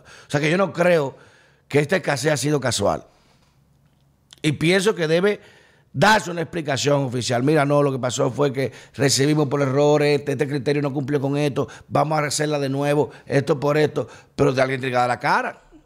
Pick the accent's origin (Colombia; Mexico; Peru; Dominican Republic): Dominican Republic